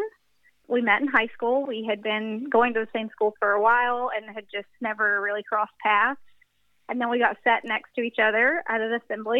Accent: the South, United States; I'm from the South, so church is a big part of that culture

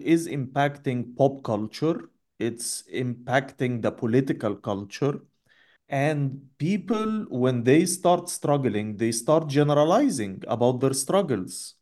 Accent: Egypt

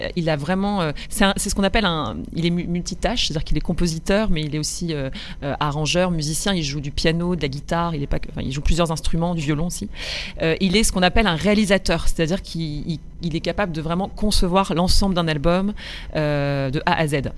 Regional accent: Roubaix, Hauts-de-France, France; Moi j'ai grandi dans le nord, chez les ch'tis. Voilà, je suis roubaisienne au départ

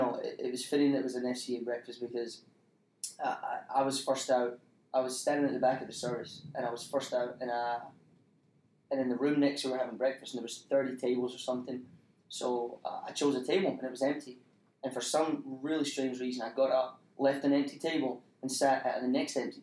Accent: Scotland, United Kingdom; moved away as an adult; also born or lived in Spain; now in Troy, United States; I'm from Scotland.

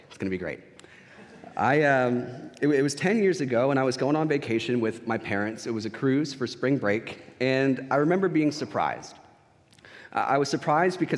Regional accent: San Antonio, Texas, United States; I was from San Antonio

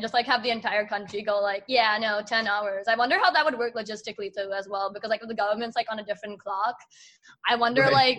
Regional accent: Mumbai, Maharashtra, India; I'm from Mumbai, India

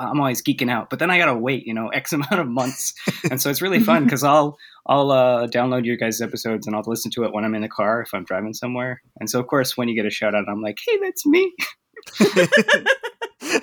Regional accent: Utah, United States; moved away as an adult; also born or lived in Japan; now in Texas, United States; I'm originally from Utah, so mostly only English there

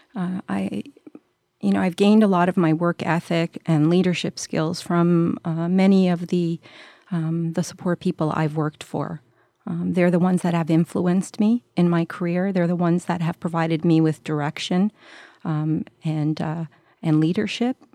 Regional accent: Montreal, Quebec, Canada; I was, uh, born and raised in Montreal

